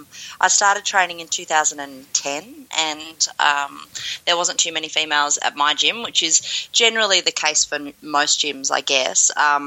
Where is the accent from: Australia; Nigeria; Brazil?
Australia; also born or lived in Melbourne / Toronto; I'm from Australia. I am based in Melbourne